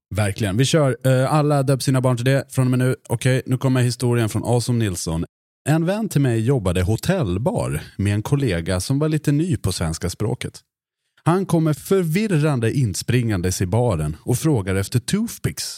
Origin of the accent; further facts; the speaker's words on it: Mora, Dalarna County, Sweden; accent: Dalarna dialect; moved away; Jag är från Mora. Så jag försöker inte förlöjliga Dalarna-dialekten